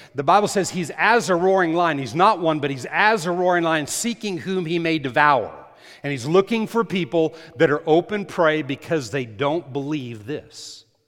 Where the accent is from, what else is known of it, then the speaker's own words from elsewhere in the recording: United States; I'm an American.